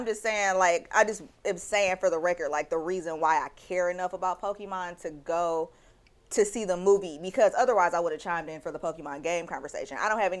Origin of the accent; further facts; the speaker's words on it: Detroit, Michigan, United States; I'm still from Detroit.